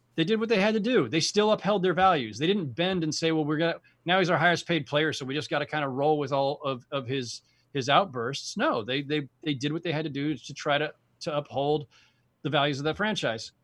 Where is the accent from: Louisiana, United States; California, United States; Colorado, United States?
California, United States; San Jose; I'm a Bay Area kid. I grew up in San Jose.